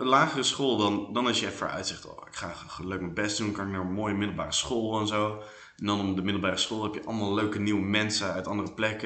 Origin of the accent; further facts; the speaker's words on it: Netherlands; now in Belgium; ik ben Hollander